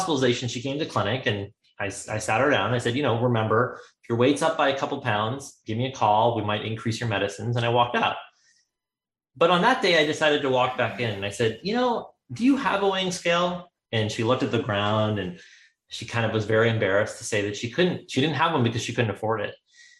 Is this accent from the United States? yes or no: no; India; because of the fact that we come from India and we eat an Indian vegetarian diet.